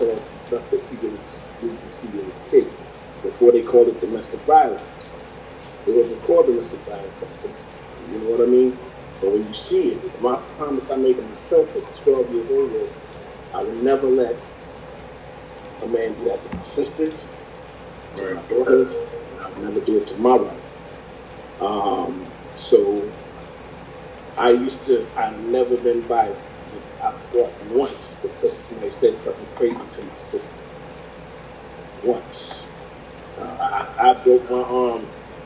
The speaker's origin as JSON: {"language": "English", "region": "New Jersey", "country": "United States", "said": "I'm from Jersey"}